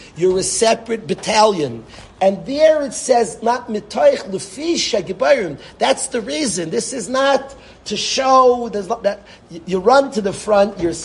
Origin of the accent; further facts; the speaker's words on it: Lakewood, New Jersey, United States; I was born in Lakewood